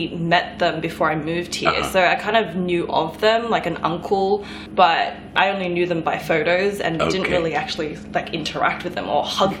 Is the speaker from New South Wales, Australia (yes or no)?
yes; Sydney, New South Wales, Australia; moved away as an adult; also born or lived in South Korea; now in New York, United States; I was born and raised in Sydney. So all my life I had been in Sydney. I lived in Asia for a little bit, for about 8 months in South Korea.